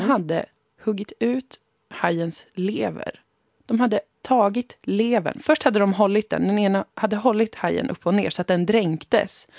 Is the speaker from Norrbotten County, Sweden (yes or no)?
no; Umeå, Västerbotten County, Sweden; Umeå, där jag har vuxit upp, ligger ju i Sápmi